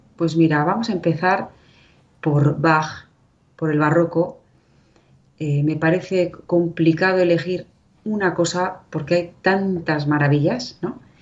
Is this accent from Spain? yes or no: yes; Irun, Basque Country, Spain; also born or lived in Vera de Bidasoa, Navarre; yo soy vasca